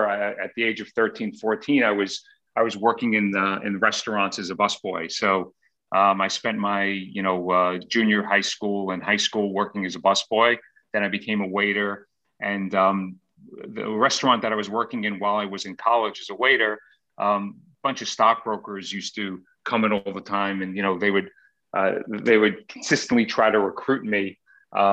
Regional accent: Queens, Long Island, New York, United States; I grew up in Queens, and then we moved to Long Island when I was about 12 years old. So spent most of my childhood in Long Island

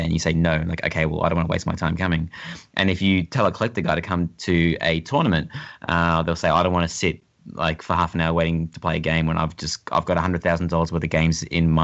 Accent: Australia

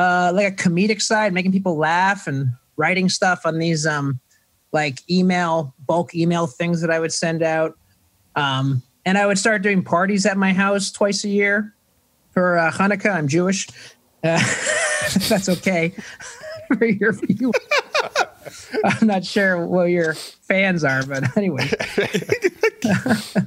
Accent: Toronto, Ontario, Canada; moved away; I am from Toronto, Canada. So it's grade 7, not 7th grade.

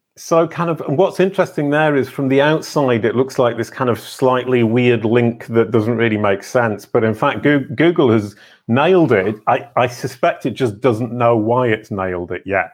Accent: England, United Kingdom; I can say that as an English person.

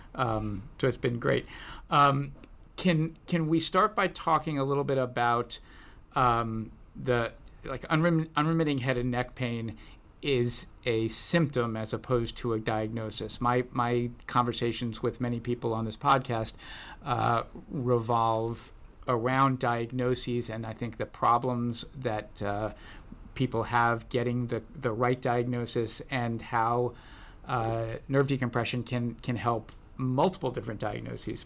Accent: United States; now in Santa Barbara, United States; I was brought up uh, right outside of D.C.

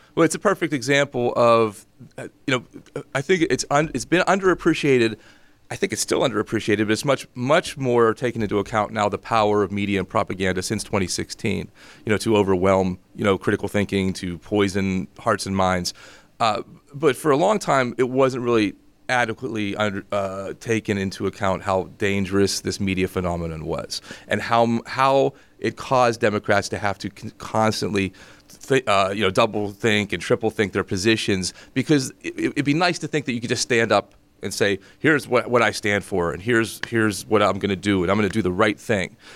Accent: Greensburg, Pennsylvania, United States; I'm from Greensburg

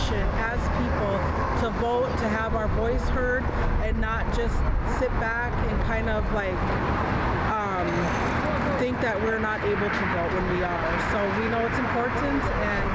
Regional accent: Lac Courte Oreilles, Wisconsin, United States; moved away; I am Anishinaabe from Lakota Ray in Wisconsin

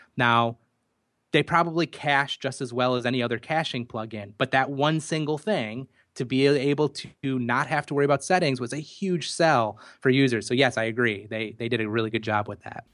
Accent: United States; accent: American; my American accent

